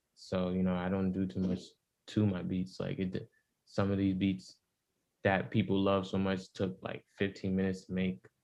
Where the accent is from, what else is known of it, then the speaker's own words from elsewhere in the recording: New York City, New York, United States; I'm from the Bronx, but you know my upbringing was still different